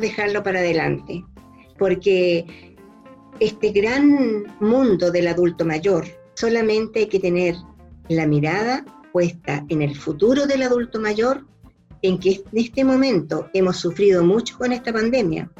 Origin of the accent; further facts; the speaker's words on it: Chile; moved away as an adult; also born or lived in Mexico; viví muchos años fuera de Chile por trabajo, 10 años